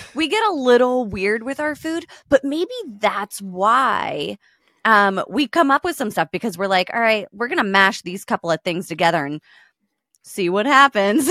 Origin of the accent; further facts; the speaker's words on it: United States; I'm American